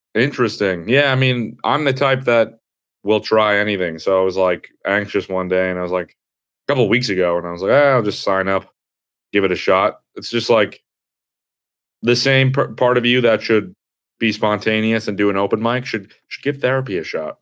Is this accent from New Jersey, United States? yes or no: yes; New Jersey, United States; moved away as an adult; now in New York, United States; I'm from New Jersey